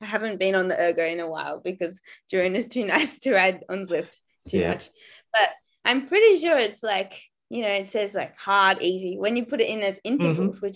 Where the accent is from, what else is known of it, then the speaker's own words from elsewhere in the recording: Australia; moved away; being Aussie